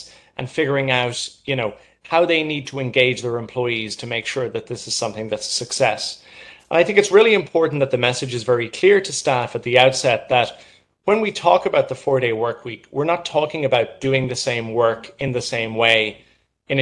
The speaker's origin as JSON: {"language": "English", "country": "Ireland", "moved": "yes", "lives_now": "New York, United States", "said": "I'm originally from Ireland and moved to New York"}